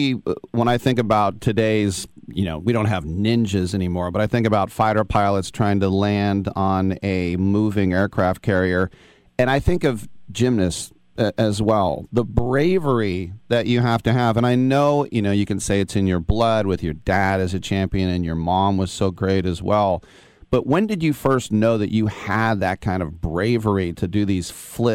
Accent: United States; We're both American, and we both get migraines

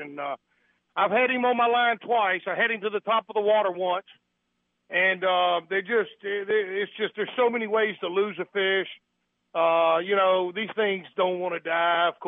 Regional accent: Alabama, United States; accent: Southern; moved away as an adult; also born or lived in Hawaii; now in Gloucester, United States; I was born and raised in Alabama

